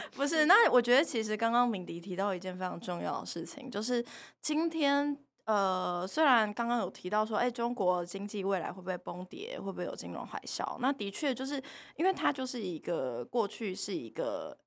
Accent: Taiwan; 我们台湾人

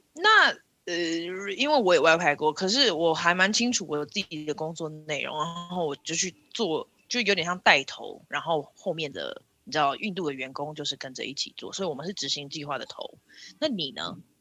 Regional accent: Taiwan; 身为台湾人

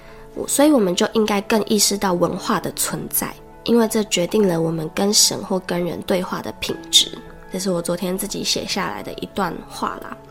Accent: Taiwan; first language Taiwanese Hokkien; 我觉得我在这边讲我的母语是台语

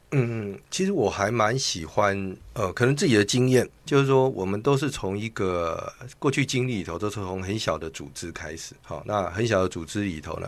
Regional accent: Tainan, Taiwan; moved away; 因为我是台南人，在台南老家只剩我自己的父亲

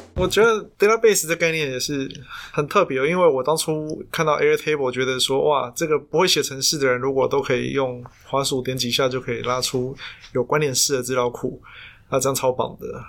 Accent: Taiwan; 我们台湾人

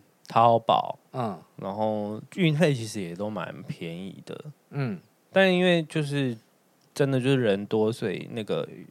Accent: Taichung, Taiwan; 台中啊，

